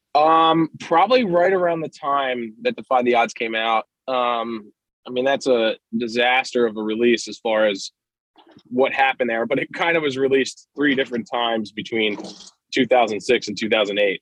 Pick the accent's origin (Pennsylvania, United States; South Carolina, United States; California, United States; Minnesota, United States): Pennsylvania, United States; Doylestown; I'm from Doylestown, and uh, I went to Lenape Middle School